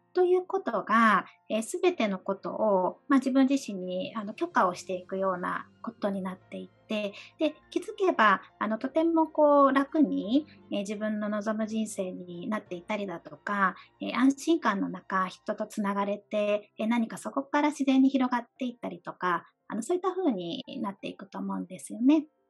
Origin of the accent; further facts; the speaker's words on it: Fukuoka, Japan; also born or lived in Okinawa; now in Tokyo, Japan; 私は沖縄生まれで、えー、福岡育ちの今東京にあの在住させていただいております